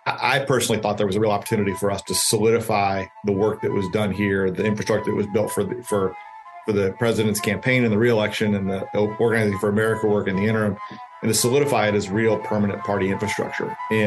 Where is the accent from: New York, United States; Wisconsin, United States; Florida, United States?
Wisconsin, United States; Milwaukee; now in Tampa, United States; Well, I'm from Milwaukee, but I now live in South Tampa.